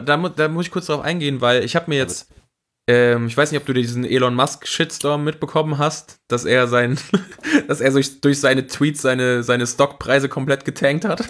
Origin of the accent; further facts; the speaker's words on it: Siegerland, North Rhine-Westphalia, Germany; now in Cologne, Germany; ich bin ja nach Köln gezogen, ich komme aus dem Siegerland